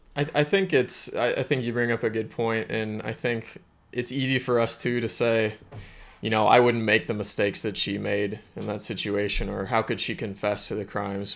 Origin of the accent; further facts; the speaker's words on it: Springfield, Missouri, United States; my hometown in Springfield, Missouri